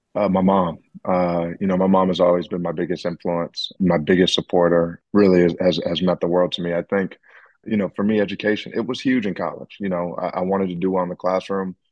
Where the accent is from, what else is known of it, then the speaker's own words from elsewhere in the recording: the South, United States; as a basketball player growing up in the South